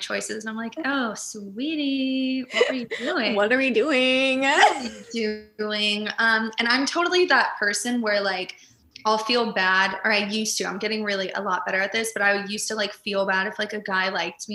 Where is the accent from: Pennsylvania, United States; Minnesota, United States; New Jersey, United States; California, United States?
California, United States; Sacramento; moved away as an adult; also born or lived in Orange, California / San Francisco; now in Los Angeles, United States; I'm from Sacramento